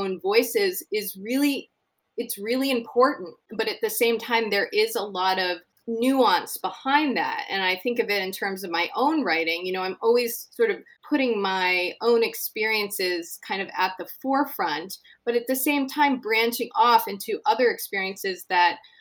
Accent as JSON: {"language": "English", "region": "Connecticut", "country": "United States", "tie": "born or raised there", "said": "I grew up in Connecticut and in the 70s and 80s"}